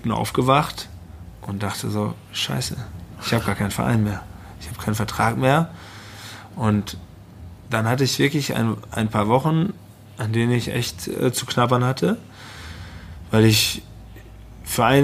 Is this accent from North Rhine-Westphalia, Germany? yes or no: yes; North Rhine-Westphalia, Germany; Ich komme aus der Region, habe eine eine relativ gute Vita im Sport und Preußen Münster war gerade abgestiegen